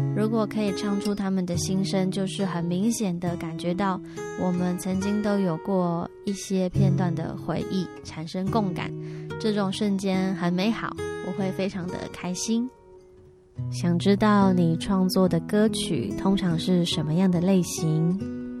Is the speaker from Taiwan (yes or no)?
yes; Taiwan; 我是来自于火星，刚降落到台湾不久的一个渺小女孩